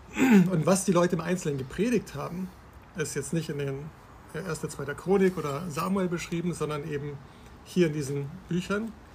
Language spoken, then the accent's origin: German; Bavaria, Germany; now in Berlin, Germany; ich bin aufgewachsen in Bayern